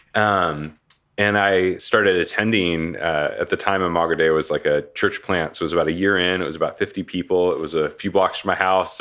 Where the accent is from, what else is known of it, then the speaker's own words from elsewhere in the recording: Portland, Oregon, United States; moved away as an adult; now in Tempe, United States; originally from Portland, Oregon, uh, was kind of born and raised in Oregon